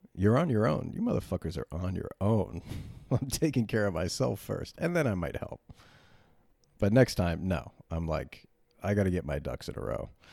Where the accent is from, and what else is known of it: United States